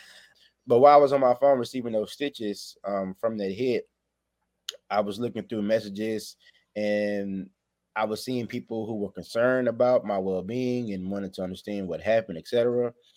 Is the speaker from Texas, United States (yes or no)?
yes; Waco, Texas, United States; I'm from Waco, Texas